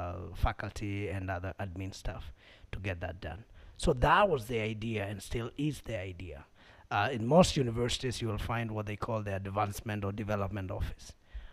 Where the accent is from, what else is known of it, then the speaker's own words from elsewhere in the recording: Makueni County, Kenya; I'm a Kenyan, born here, raised here, in the county of Makueni.